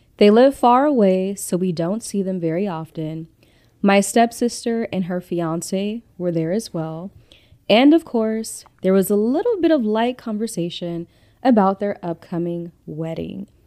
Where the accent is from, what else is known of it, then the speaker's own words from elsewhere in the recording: Compton / Victorville, California, United States; also born or lived in Inglewood, California; I was born in Inglewood. I grew up in Compton, California, and I was raised in Victorville, California